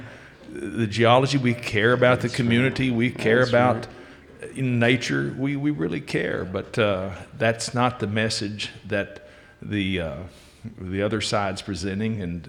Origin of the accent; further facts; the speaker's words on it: Wichita Falls, Texas, United States; I'm from Wichita Falls. And actually, I went to school at Wichita Falls High School